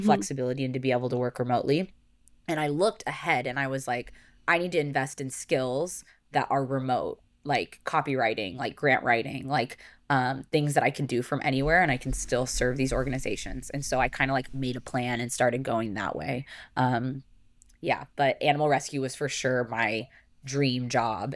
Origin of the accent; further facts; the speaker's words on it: Arizona, United States; moved away as an adult; now in California, United States; I grew up in Arizona